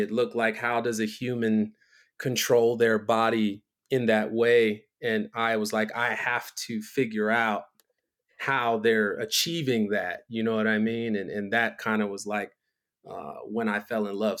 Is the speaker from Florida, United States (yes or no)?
yes; Miami, Florida, United States; moved away as an adult; also born or lived in Philadelphia, Pennsylvania / Baltimore, Maryland; now in Los Angeles, United States; I'm from Miami because I spent, you know, eleven years of my life living there